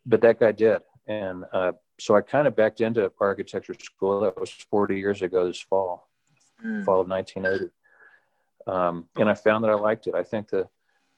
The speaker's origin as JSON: {"language": "English", "region": "Texas", "country": "United States", "tie": "born or raised there", "said": "I grew up in Texas and went to Texas A&M University"}